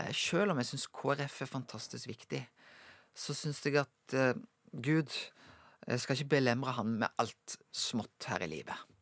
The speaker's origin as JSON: {"language": "Norwegian", "country": "Norway", "said": "Jeg er jo en nordmann"}